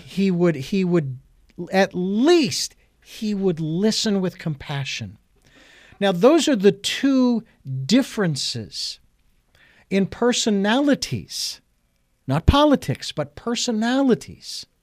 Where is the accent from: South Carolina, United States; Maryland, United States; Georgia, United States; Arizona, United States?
Arizona, United States; Phoenix; Phoenix, Arizona, my hometown